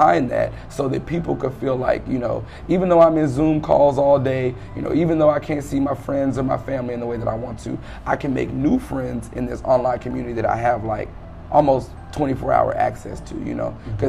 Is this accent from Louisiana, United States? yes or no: yes; Prairieville, Louisiana, United States; moved away as an adult; now in Atlanta, United States; I'm from Prairieville, Louisiana, which is about 8 hours away from where we are right now.